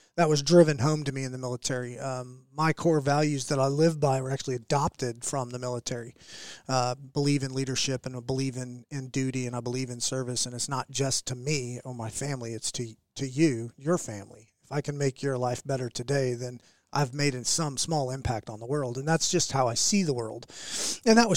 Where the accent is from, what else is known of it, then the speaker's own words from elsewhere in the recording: Oklahoma City, Oklahoma, United States; I was born and raised in Oklahoma. I was a what I'd call a Canadian county kid. I was a West Side kid of Oklahoma City.